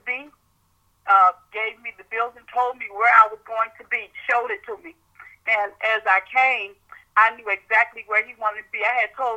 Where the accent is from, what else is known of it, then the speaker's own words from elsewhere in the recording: Miami, Florida, United States; moved away as an adult; now in Tallahassee, United States; I'm really from South Florida, Miami, Florida.